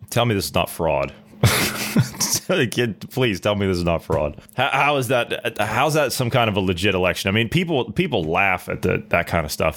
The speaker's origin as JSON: {"language": "English", "region": "Ohio", "country": "United States", "said": "I'm from Ohio"}